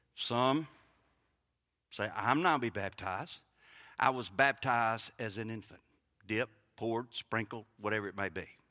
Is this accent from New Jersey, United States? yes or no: no; Kosciusko, Mississippi, United States; moved away as an adult; also born or lived in Harrisburg / Clinton, Mississippi / Saint Petersburg, Florida; now in Lincoln County, Mississippi, United States; I was born in Harrisburg, raised in Kosciuszko, graduated from Clinton my last two high school, went to Mississippi College. I've been gone from Mississippi for over twenty years